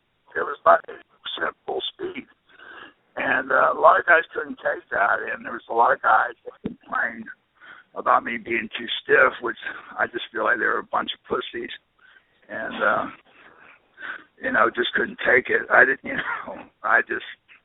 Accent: the South, United States; I'm from the South

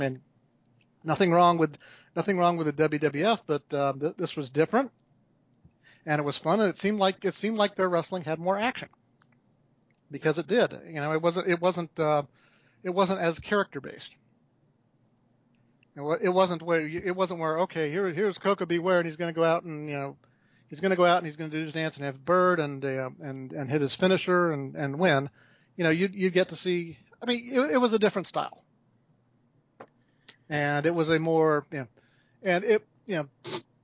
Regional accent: Fairfax, Virginia, United States; also born or lived in Pennsylvania / North Carolina; I grew up in Fairfax, Virginia

